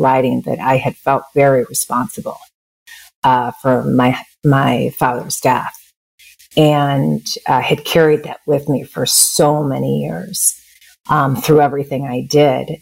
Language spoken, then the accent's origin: English; Chicago, Illinois, United States; also born or lived in Bay Area, California; now in Bend, United States; I'm originally from the Midwest, from Chicago.